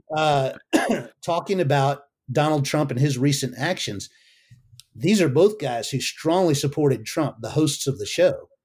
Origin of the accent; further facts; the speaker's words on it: United States; I'm an American